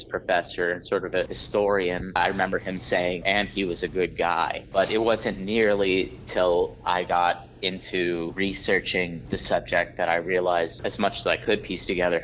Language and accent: English; Pittsburgh, Pennsylvania, United States; I grew up in Pittsburgh in the 80s and 90s